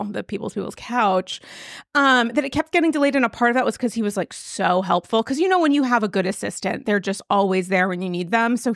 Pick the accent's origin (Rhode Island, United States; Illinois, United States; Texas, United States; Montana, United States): Rhode Island, United States